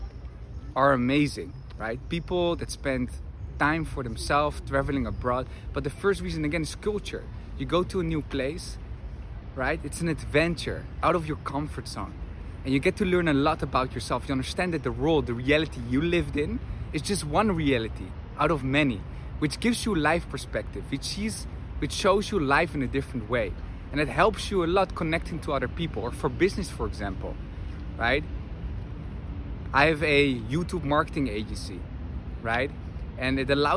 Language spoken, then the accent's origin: English; Netherlands; moved away as an adult; also born or lived in Argentina / Madrid; I'm from the Netherlands, grew up there